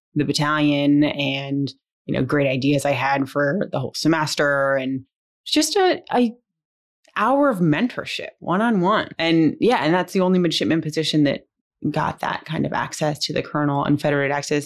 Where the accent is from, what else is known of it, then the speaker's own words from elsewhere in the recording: San Francisco, California, United States; I'm originally from San Francisco, California